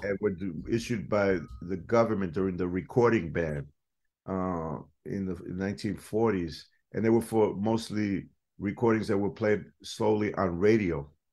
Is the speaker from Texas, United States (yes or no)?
no; New York City, New York, United States; also born or lived in Boston; that neighborhood that I grew up in, the South Bronx